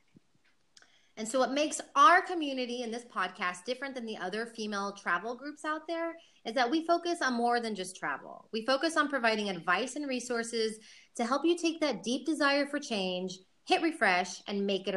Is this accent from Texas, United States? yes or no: yes; Houston, Texas, United States; moved away as an adult; also born or lived in Austin, Texas; now in Madrid, Spain; I'm from Houston, Texas